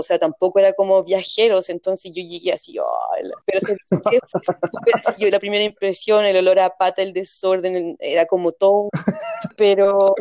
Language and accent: Spanish; Puente Alto, Santiago Metropolitan Region, Chile; Yo vengo de Chile, donde también vivió en lugares muy pobres